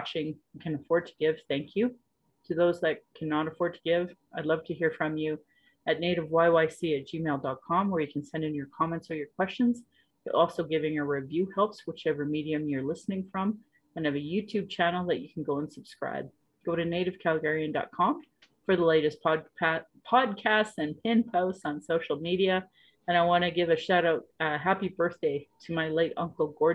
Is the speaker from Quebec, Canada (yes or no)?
no; Calgary, Alberta, Canada; I was born in Calgary